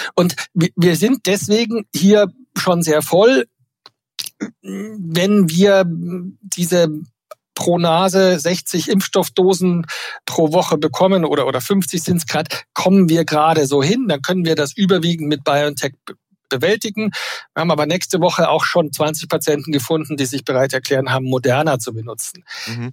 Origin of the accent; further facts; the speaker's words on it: Bavaria, Germany; Ich bin Bayer.